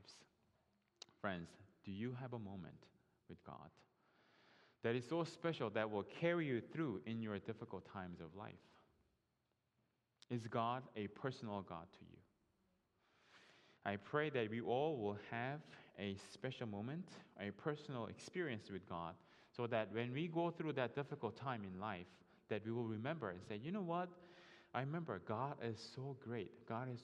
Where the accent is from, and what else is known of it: South Korea; English is a second language; moved away as an adult; now in United States